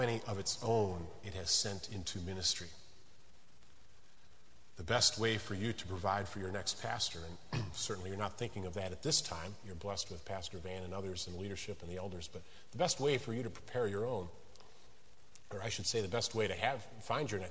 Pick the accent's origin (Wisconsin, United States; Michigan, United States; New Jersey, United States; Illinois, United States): Illinois, United States; moved away as an adult; now in West Virginia, United States; I'm originally from Illinois.